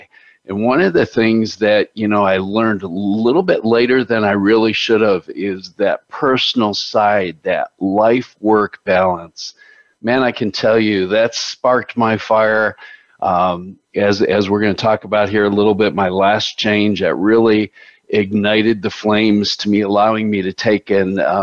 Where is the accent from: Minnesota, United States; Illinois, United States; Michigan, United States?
Illinois, United States; Chicago; I grew up in Chicago